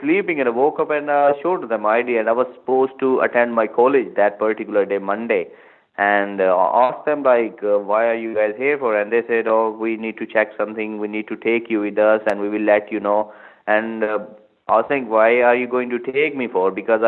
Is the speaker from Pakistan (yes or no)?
yes; Pakistan; moved away as an adult; now in United Kingdom; I came from Pakistan and I came in 2011 to study business management